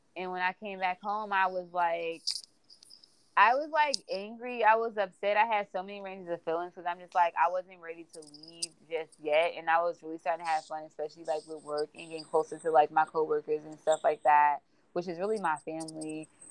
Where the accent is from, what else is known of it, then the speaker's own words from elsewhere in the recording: New Jersey, United States; also born or lived in St. Louis, Missouri; I'm I'm from Jersey, moving back was such an adjustment for me